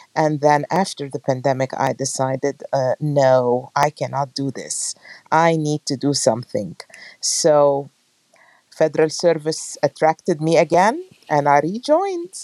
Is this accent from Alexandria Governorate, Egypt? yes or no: yes; Alexandria, Alexandria Governorate, Egypt; moved away as an adult; now in United States; I'm from Alexandria, Egypt. I have been here in the United States for the last 33 years.